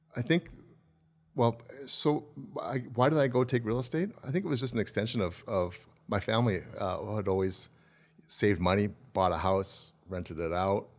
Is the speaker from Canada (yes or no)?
yes; Calgary, Alberta, Canada; I grew up in Southwest Calgary